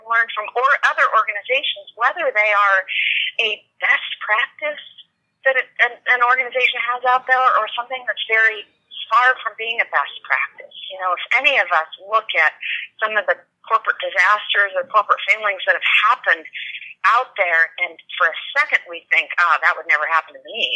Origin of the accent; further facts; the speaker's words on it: California, United States; moved away as an adult; now in Colorado, United States; I was born and raised in California